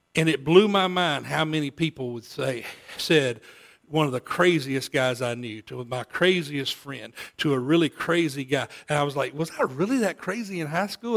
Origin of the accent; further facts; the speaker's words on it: Olive Branch, Mississippi, United States; moved away; I grew up in Olive Branch, moved away, came back a few times